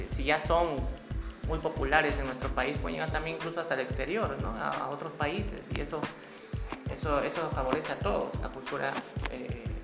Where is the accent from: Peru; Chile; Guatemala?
Peru; como ciudadanos, como peruanos que somos